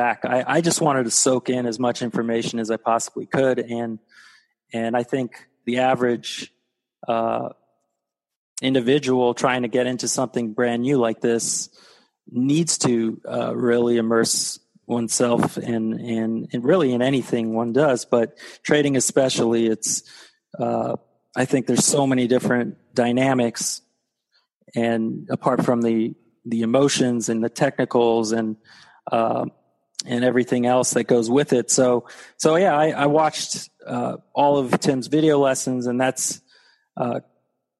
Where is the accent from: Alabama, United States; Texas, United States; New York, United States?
Texas, United States; moved away; also born or lived in Florida; I grew up in Texas.